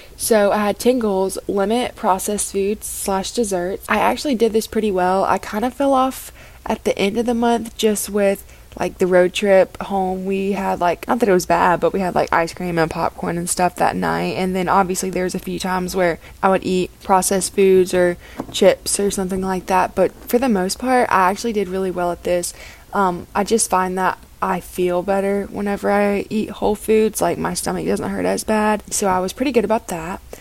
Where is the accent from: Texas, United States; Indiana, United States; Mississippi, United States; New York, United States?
Mississippi, United States; Oxford; born or raised there; moved away